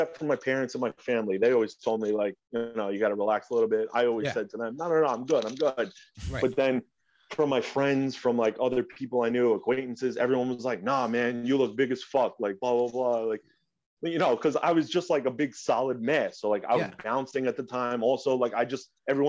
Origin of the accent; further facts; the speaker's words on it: Rockland County, New York, United States; I'm from New York, Rockland County, to be specific.